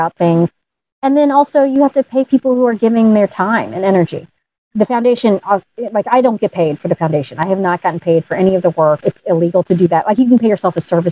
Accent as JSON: {"language": "English", "town": "St. Louis", "region": "Missouri", "country": "United States", "tie": "born or raised there", "moved": "as an adult", "said": "I finally moved home to my home state."}